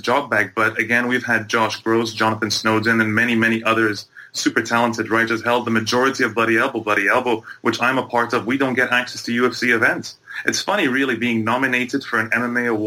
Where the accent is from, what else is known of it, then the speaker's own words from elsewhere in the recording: Egypt; moved away as an adult; also born or lived in Bahrain / Toronto, Canada; I grew up between Egypt and Bahrain for the first part of my life, and into my early teenage years. Then I moved back to Egypt, and then by the time I was coming to go to university, I moved to Canada